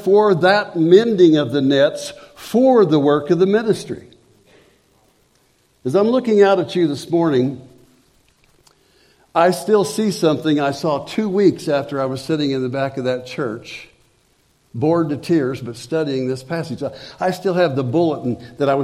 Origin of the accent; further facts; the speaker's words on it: Springfield, United States; I'd come back to my hometown, Springfield